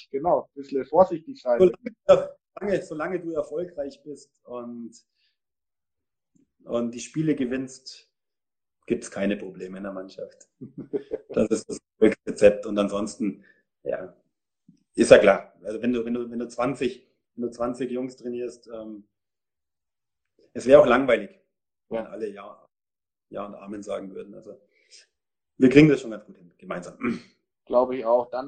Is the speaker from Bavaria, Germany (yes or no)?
yes; Munich, Bavaria, Germany; Ich bin Münchner. Ich habe bei München Ost in der Jugend gespielt, dann zwei Jahre in Hersching in der A-Jugend.